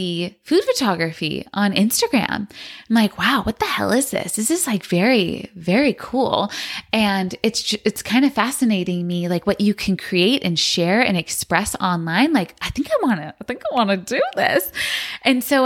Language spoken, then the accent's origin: English; San Francisco, California, United States; also born or lived in Los Angeles; I was born in San Francisco and I absolutely loved growing up in that city